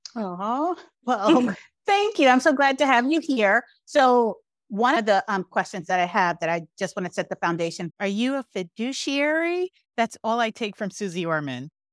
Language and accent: English; New York City, New York, United States; I grew up in East New York, Brooklyn during the height of a crack epidemic